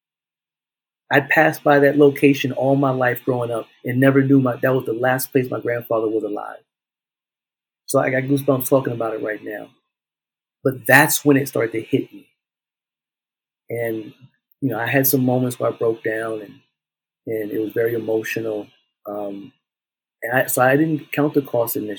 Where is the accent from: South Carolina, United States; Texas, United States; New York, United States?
South Carolina, United States; moved away; when we went back home to South Carolina, being in the spaces and now seeing my hometown in a different light